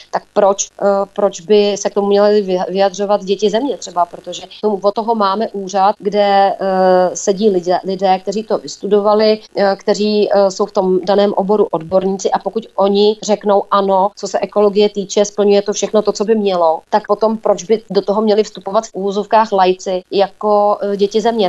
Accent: Plzeň, Plzeň Region, Czechia; u nás v Plzni a nejenom v Plzni

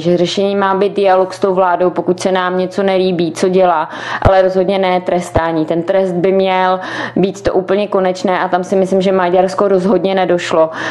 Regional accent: Czechia; jako Češi

